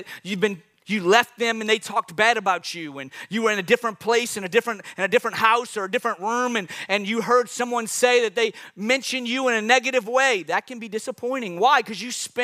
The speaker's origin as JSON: {"language": "English", "town": "New Orleans", "region": "Louisiana", "country": "United States", "said": "I'm from New Orleans"}